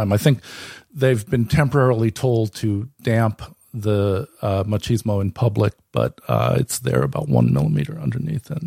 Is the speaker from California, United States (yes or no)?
yes; California, United States; moved away; I'm from California.